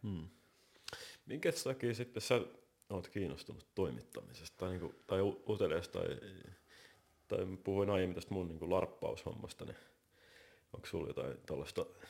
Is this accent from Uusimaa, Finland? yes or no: yes; Helsinki, Uusimaa, Finland; mä oon varttunut tuossa Helsingin Käpylässä, ei kovin kaukan täältä